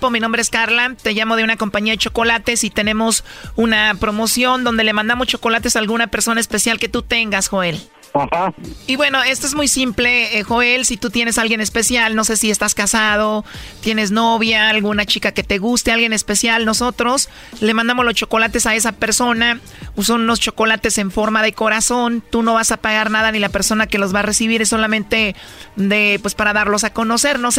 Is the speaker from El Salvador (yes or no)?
yes; El Salvador; accent: centroamericano; Soy salvadoreña.